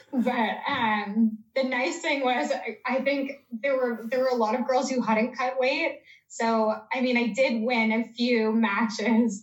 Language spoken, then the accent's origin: English; Canada; I'm Canadian